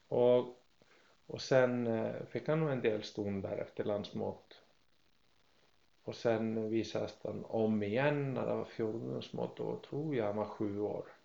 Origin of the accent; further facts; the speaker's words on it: Iceland; now in Sweden; hemma på Island som femåring